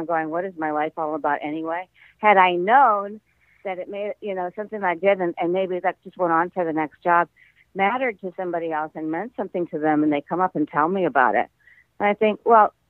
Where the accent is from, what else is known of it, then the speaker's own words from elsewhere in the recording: Midwest, United States; I grew up in the Midwest